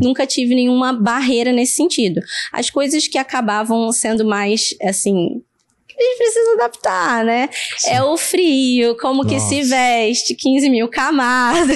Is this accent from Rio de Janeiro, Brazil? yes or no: yes; Rio de Janeiro, Brazil; moved away as an adult; now in Canada; eu sou daqui do Rio, né? Nasci aqui.